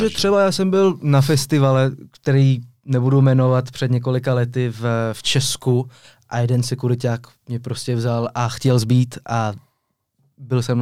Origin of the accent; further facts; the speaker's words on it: Geneva, Switzerland; also born or lived in Czech Republic; Přesně tak, ale byl jsem v takové mezinárodní komunitě, ta Ženeva to skoro není Švýcarsko.